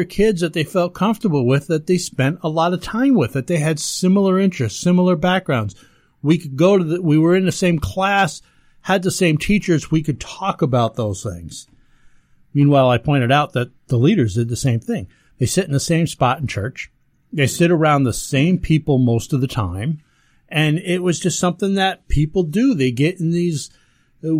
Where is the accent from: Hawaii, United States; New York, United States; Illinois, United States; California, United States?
New York, United States; Ellenville; I grew up down in Ellenville, New York